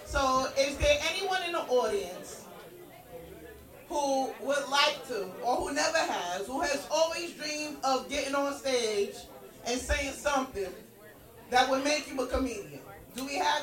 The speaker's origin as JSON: {"language": "English", "region": "New York", "country": "United States", "tie": "born or raised there", "said": "I got to see the diversity that I missed about my hometown"}